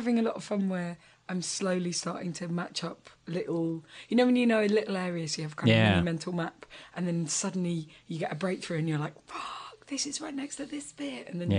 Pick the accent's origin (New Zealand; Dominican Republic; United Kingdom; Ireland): United Kingdom; London; I'm from London and I've been in London forever